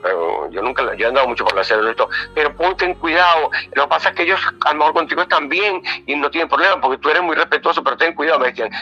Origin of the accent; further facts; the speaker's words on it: Venezuela; also born or lived in Galicia, Spain; now in Canary Islands, Spain; Yo nací en Galicia, en España. y, lo que pasa es que me llevaron con tres meses de nacido para Venezuela